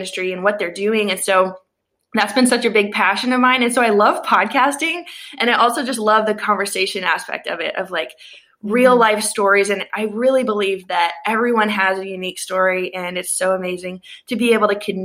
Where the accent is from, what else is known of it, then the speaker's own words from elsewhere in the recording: Tennessee, United States; I'm from Tennessee